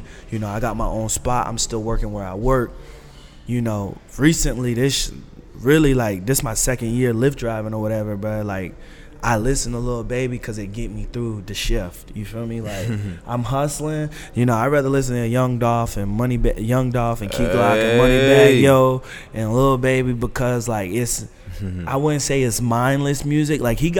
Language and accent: English; Raleigh, North Carolina, United States; moved away; I grew up in Raleigh. I'm from the trees, bro.